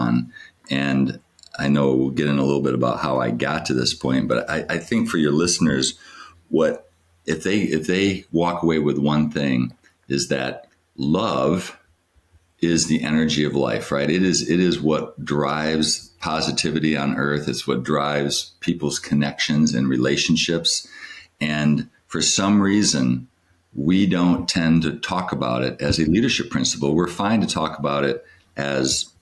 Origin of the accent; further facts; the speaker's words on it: Battle Creek, Michigan, United States; I'm a kid from Battle Creek, Michigan